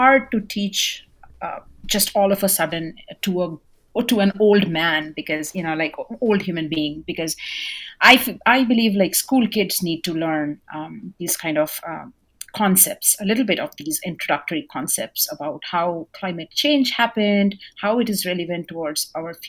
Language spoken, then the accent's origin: English; India; now in Norman, United States; I'm an Indian, so I come from India